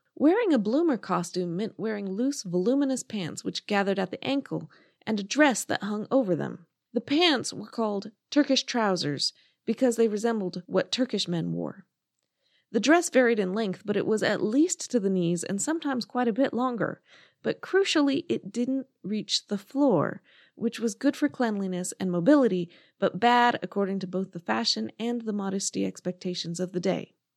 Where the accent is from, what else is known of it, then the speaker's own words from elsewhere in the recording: United States; Being American